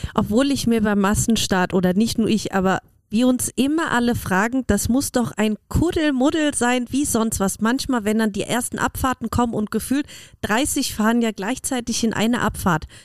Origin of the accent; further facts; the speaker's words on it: Germany; now in Austria; Ich komme ja aus Deutschland und bei uns hat Biathlon ja einen riesigen Stellenwert.